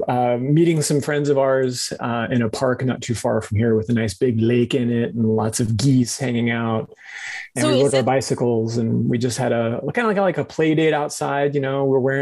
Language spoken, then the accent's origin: English; Arizona, United States; moved away; I grew up in Arizona